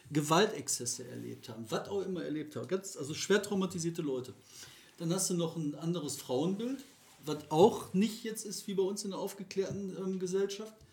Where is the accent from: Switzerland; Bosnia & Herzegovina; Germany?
Germany; Recklinghausen, North Rhine-Westphalia; ich komme aus Recklinghausen